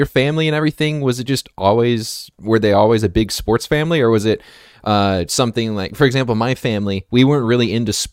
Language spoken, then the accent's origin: English; Las Vegas, Nevada, United States; also born or lived in Montana; now in Seattle, United States; I'm from Las Vegas. Long story. I lived in Vegas for a while, lived in Montana for a while, and then now I'm out in the Seattle area